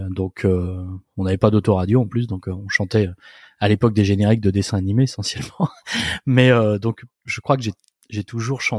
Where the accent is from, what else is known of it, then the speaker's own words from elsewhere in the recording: Nantes, Pays de la Loire, France; En fait, à l'école vétérinaire de Nantes, parce que je suis issu de Nantes